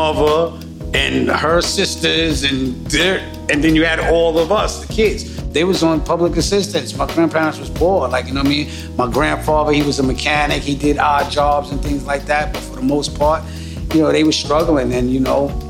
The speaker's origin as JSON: {"language": "English", "town": "New York City", "region": "New York", "country": "United States", "tie": "born or raised there", "said": "I was born in Staten Island, New York"}